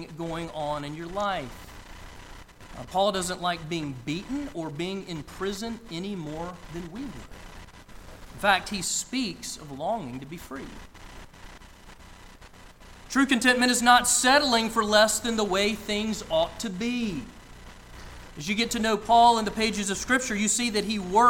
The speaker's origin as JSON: {"language": "English", "area": "outside of Atlanta", "region": "Georgia", "country": "United States", "tie": "born or raised there", "said": "I grew up outside of Atlanta"}